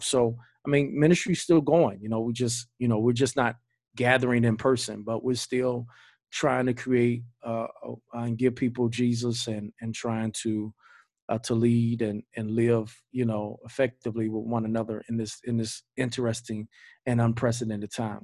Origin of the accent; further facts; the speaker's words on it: Greensboro, United States; now in Georgia, United States; So I'm from Greensboro. We from Greensboro